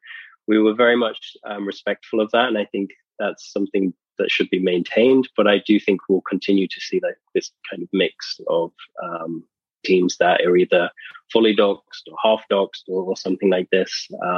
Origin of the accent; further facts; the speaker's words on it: England, United Kingdom; we know that … I'm from England.